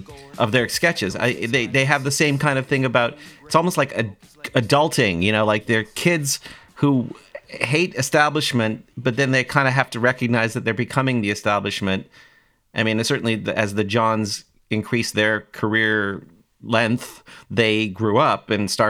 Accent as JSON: {"language": "English", "town": "Toronto", "region": "Ontario", "country": "Canada", "tie": "born or raised there", "said": "I grew up in Toronto, Canada in the 90s, or 80s and 90s"}